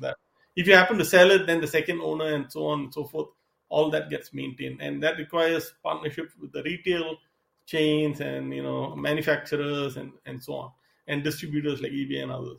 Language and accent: English; Singapore; moved away as an adult; also born or lived in Seattle / East Coast, United States; now in Southern California, United States; I'm originally from Singapore. I came to the US to study